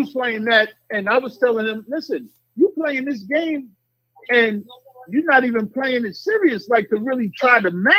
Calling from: New York, United States; I'm calling from Boogie Down, Y.O.

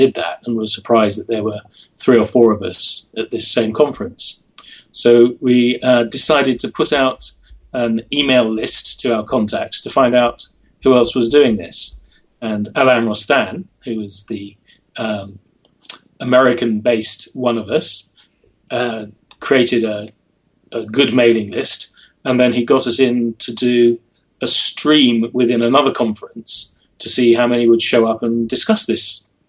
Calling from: St Albans, East of England, United Kingdom; I'm in St. Albans, which is a small city just outside London in the UK.

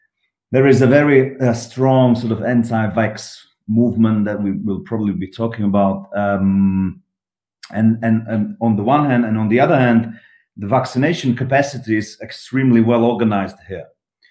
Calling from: Prague, Czechia; I'm calling from Prague, the Czech Republic

